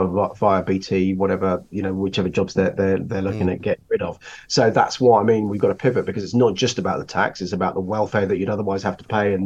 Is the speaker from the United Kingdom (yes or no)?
yes; Rugby, West Midlands, United Kingdom; moved away as an adult; now in London, United Kingdom; I was born in Rugby. I moved to London when I was 19, so I've had all my adult life here.